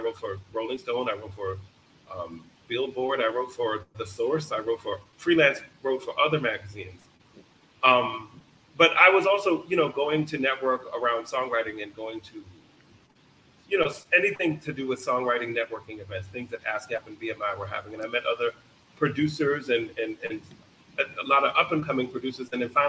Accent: Jamaica; You know, I had a job and a dream, or being Jamaican, two jobs, if you want to look at it like that.

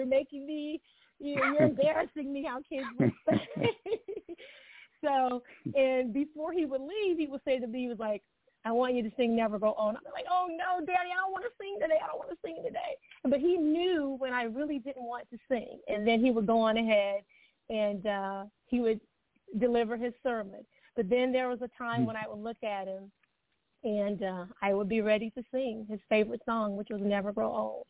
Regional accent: Alabama, United States; moved away as an adult; also born or lived in Gary, Indiana; now in Arizona, United States; I was born in Gary, Indiana. I grew up in Alabama. I'm a PK, a preacher's kid.

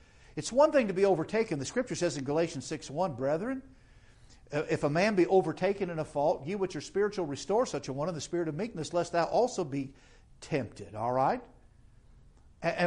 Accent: United States; we as American Christians

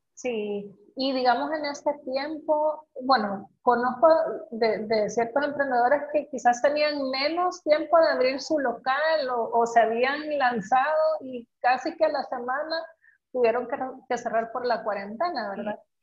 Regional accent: El Salvador; el potencial que tenemos como salvadoreños

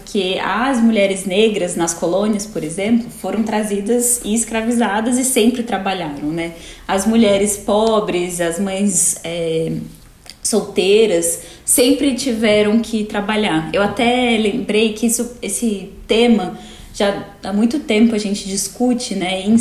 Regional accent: Brasília, Federal District, Brazil; now in United States; sou advogada, sou de Brasília.

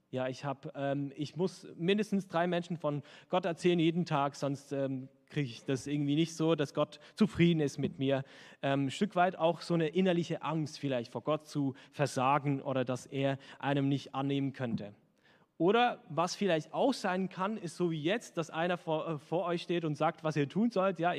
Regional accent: Switzerland; Also wenn ich als Schweizer in Deutschland bin und halt nur Schweizerdeutsch spreche, dann werden mich die Hälfte nicht verstehen.

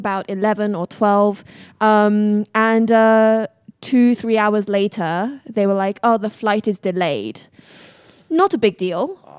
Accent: Beijing, China; It was so my hometown in China was in Beijing.

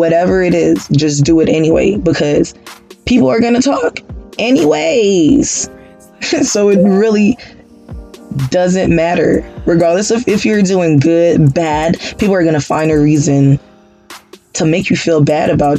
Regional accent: Haiti; moved away; I am originally from Haiti

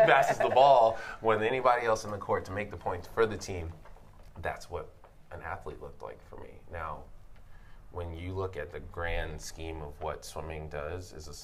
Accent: United States; I grew up in Jersey, New York

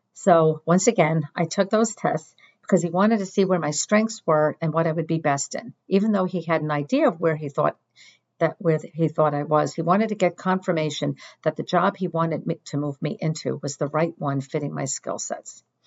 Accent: Northeast, United States; also born or lived in Washington, D.C.; since I was born and bred in the Northeast, I didn't want to move.

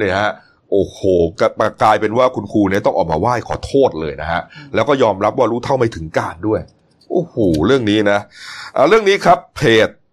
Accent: Nakhon Sawan, Thailand; ผมเป็นคนนครสวรรค์

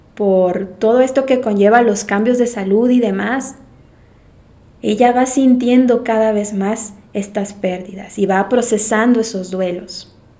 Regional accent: Mérida, Yucatán, Mexico; moved away as an adult; yo soy de Mérida, Yucatán, soy la más chiquita, eh, de la familia, y pues, mm, nunca me había ido de mi casa. Todo el tiempo estudié en Mérida

